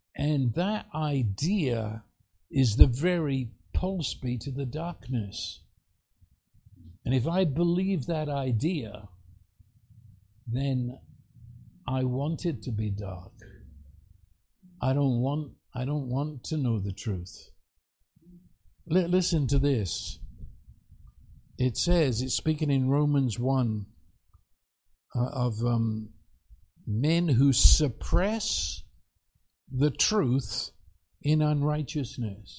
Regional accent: United Kingdom; moved away; I'd meet another Brit

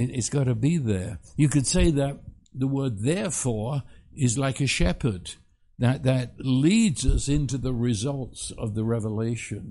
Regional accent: England, United Kingdom; moved away; I was raised in England

